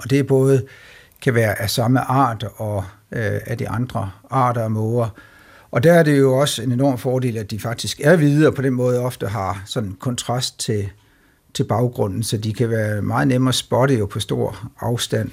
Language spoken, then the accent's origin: Danish; Denmark; som danskere